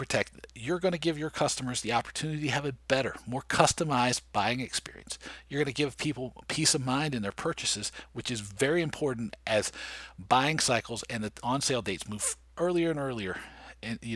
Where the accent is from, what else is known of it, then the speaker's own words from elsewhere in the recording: Washington, District of Columbia, United States; my hometown, D.C.